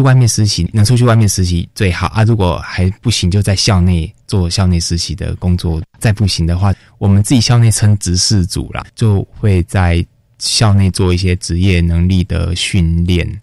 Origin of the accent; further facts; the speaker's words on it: Kaohsiung, Taiwan; moved away as an adult; also born or lived in northern Taiwan; 那个时候的我也刚来北部，因为我是嗯。高雄人